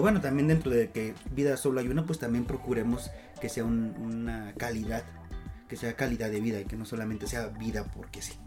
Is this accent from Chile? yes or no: no; Mexico City, Mexico; no somos chilangos, somos citadinos